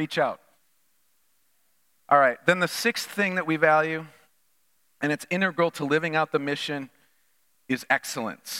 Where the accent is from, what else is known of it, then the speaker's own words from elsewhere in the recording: Minnesota, United States; moved away; growing up in Minnesota